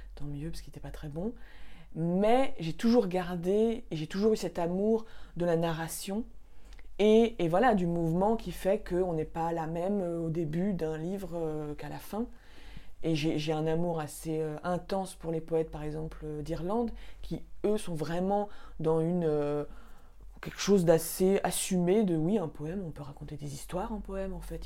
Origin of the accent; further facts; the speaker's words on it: Paris, Île-de-France, France; j'ai grandi à Paris